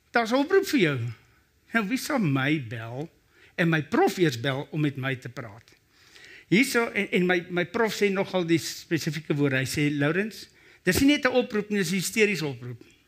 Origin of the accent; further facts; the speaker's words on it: Brakpan, Gauteng, South Africa; Ek kom van Brakpan af.